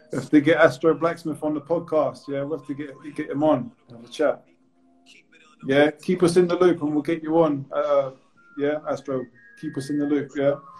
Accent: Bournemouth, South West England, United Kingdom; moved away as an adult; I'm from Bournemouth as well

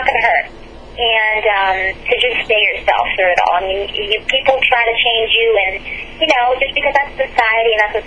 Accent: Pittsburgh, Pennsylvania, United States; I'm from Pittsburgh, Pennsylvania

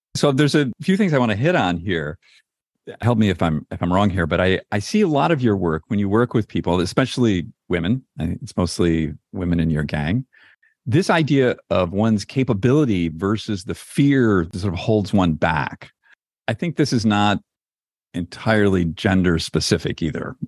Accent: East Coast, United States; I'm an East Coast guy. I grew up in the East Coast

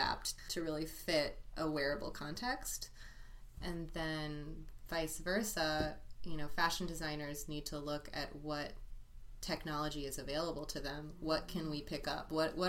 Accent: San Francisco, California, United States; moved away as an adult; also born or lived in New York; I grew up in San Francisco, as you said, and I returned to San Francisco after about 10 years back east for both school and working

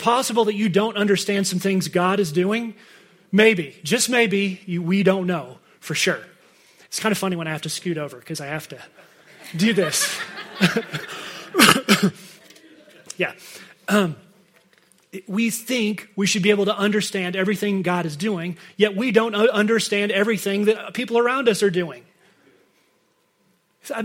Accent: United States; we're from America

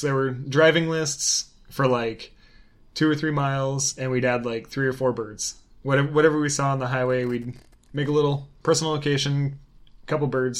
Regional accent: Oregon, United States; moved away; also born or lived in Tallahassee, Florida; We relocated from Tallahassee, Florida, up to our home state of Oregon

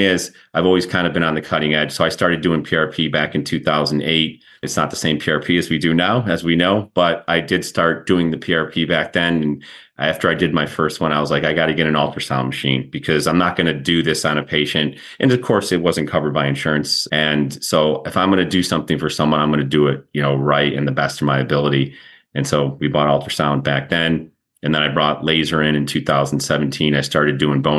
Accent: Rochester, New York, United States; moved away; also born or lived in Syracuse, New York / Birmingham, Alabama; I'm originally from Rochester, New York

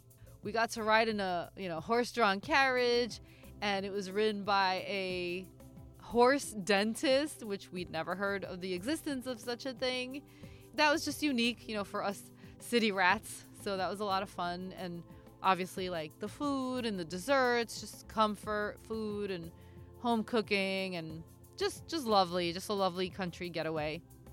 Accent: New Jersey, United States; moved away as an adult; also born or lived in San Francisco / Puerto Rican ancestry; now in Los Angeles, United States; having been born and raised in New Jersey, we did spend quite a bit of time in New York.

